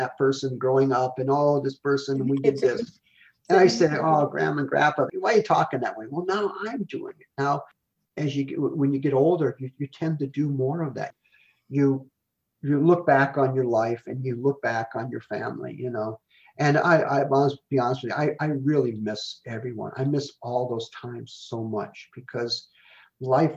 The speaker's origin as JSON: {"language": "English", "region": "Illinois Valley", "country": "United States", "tie": "born or raised there", "also_born_or_lived": "Texas", "moved": "yes"}